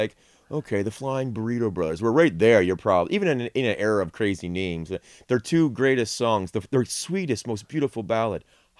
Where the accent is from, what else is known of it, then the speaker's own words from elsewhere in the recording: Detroit, Michigan, United States; I grew up in Detroit, so I grew up listening to, well, not listening to, but hearing a lot of Chicago blues.